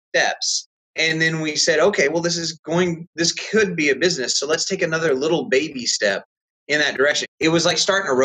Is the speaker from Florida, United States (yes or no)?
no; Texas, United States; now in Indiana, United States; we're originally from Texas, and my whole family's been there for generations and generations